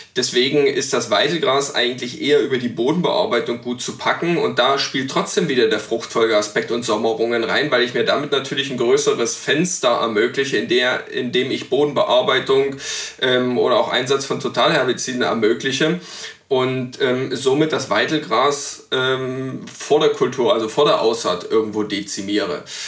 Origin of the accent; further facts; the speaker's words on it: East Saxony, Germany; in meiner Heimat in, in Ostsachsen